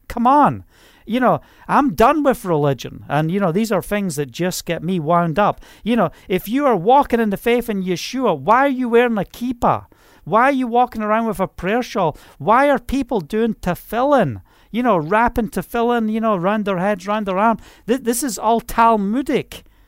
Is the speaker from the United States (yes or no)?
no; Scotland, United Kingdom; moved away; I'm from Scotland